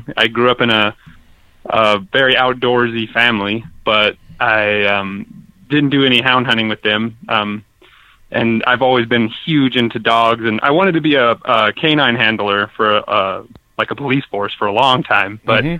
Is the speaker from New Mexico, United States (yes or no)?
yes; Truth or Consequences, New Mexico, United States; also born or lived in Las Cruces; So I'm talking from Las Cruces, New Mexico. I was born here, and I was raised in Truth or Consequences, New Mexico. But then I moved back to Las Cruces to go to New Mexico State University